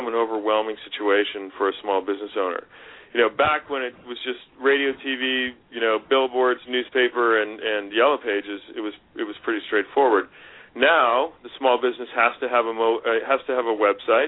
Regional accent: the West, United States; moved away; also born or lived in Pennsylvania; I grew up in the West

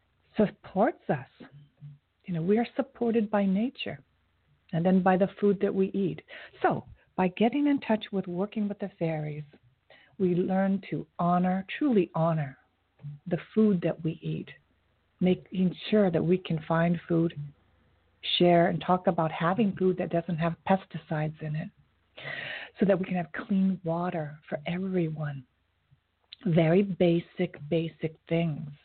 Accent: Japan; now in New York City, United States; I was born in Japan

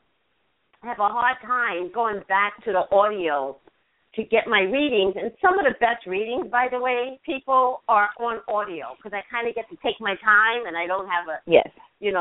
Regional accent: New York, United States; I have an accent. I'm from New York, and I'm Caribbean

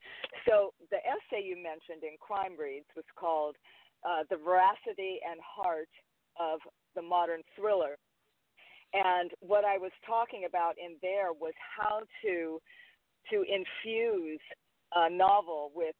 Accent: Hawaii, United States; When it came to Lily, even though I'm Hawaiian, she's not.

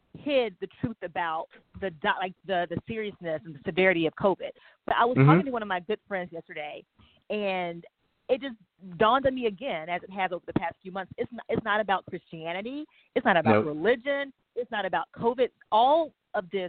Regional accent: Waycross, Georgia, United States; now in Southern California, United States; My hometown, South Georgia, about 25, 30 minutes from the southern, from the Florida border, is Trump country. And Waycross, South Georgia

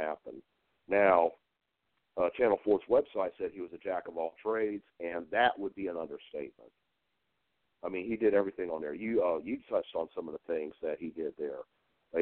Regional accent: Cane Bay, South Carolina, United States; also born or lived in Goose Creek, South Carolina; I actually grew up near what's now Cane Bay

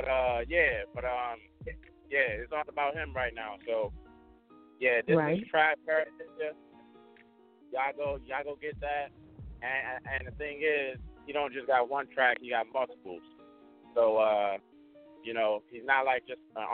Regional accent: Washington, District of Columbia, United States; now in San Diego, United States; I live in a place where people come vacation, but I'm from D.C.

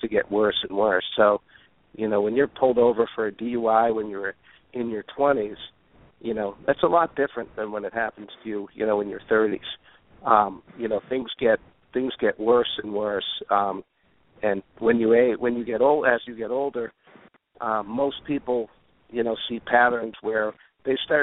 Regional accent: North Shore of Boston, Massachusetts, United States; I grew up on the North Shore, a beautiful town north of the city

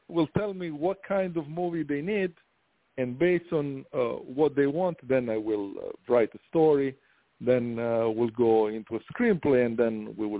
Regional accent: Italy; English is a second language; moved away as an adult; now in United States; So from Italy, I'm from Italy, that's why the accent. So when I was 18, I was able to move to U.S.

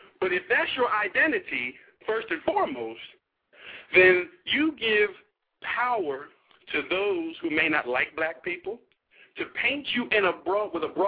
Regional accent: New Jersey, United States; now in Arlington, Texas, United States; I'm from Jersey.

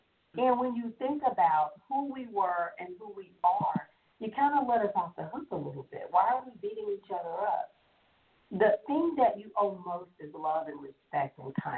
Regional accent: Nigeria; I know that I come from Nigeria

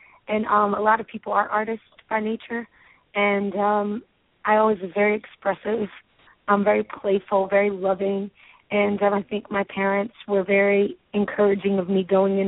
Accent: Baltimore, Maryland, United States; I grew up in Baltimore, Maryland

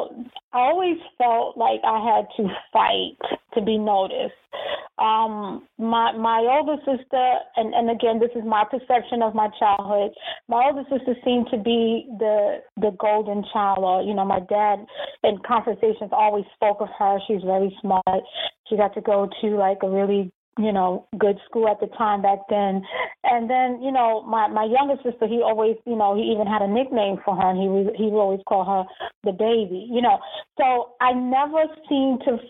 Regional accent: New York, United States; moved away as an adult; now in Charlotte, United States; I'm a transplant. So I'm from New York.

